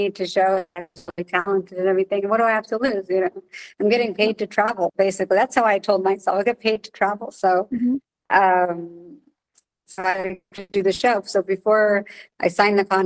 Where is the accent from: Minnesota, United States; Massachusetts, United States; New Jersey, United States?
New Jersey, United States; I'm from New Jersey